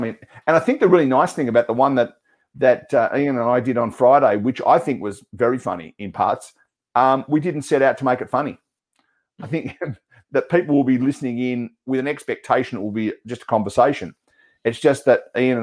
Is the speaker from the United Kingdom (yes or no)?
no; Australia